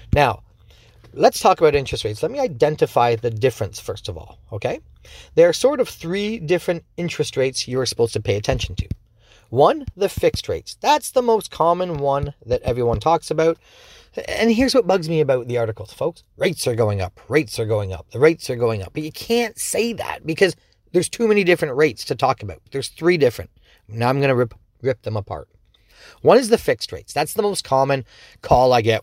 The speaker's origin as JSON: {"language": "English", "town": "Dorchester", "country": "Canada", "tie": "born or raised there", "said": "I'm from Dorchester, so, you know, just around the corner, and I've been born and raised here"}